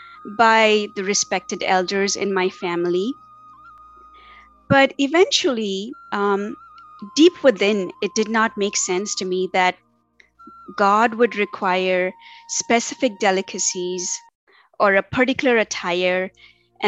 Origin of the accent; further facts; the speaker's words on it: Tamil Nadu, India; moved away as an adult; now in Cary, United States; I was raised in India. And, you know, I was born into an Orthodox yet liberal Hindu, South Indian, and to be more specific, Tamilian family.